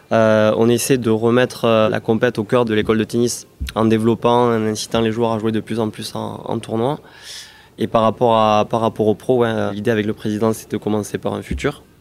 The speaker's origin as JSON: {"language": "French", "town": "Toulouse", "region": "Occitania", "country": "France", "tie": "born or raised there", "said": "Je suis toulousain, ah bah né à Toulouse."}